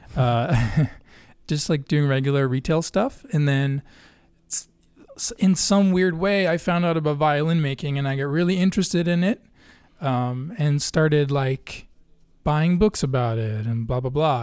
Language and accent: English; Sweden; also born or lived in Gothenburg, Sweden / Örebro, Sweden; now in Chicago, United States; growing up in Sweden and living in Gothenburg and Örebro and other places